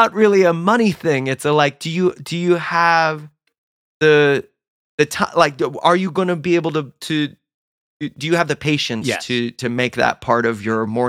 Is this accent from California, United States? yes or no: yes; Southern California, United States; I grew up in Southern California